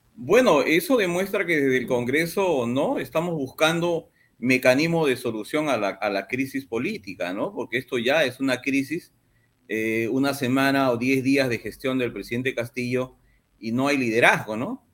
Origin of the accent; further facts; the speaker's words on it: Madre de Dios, Peru; yo soy de Madre de Dios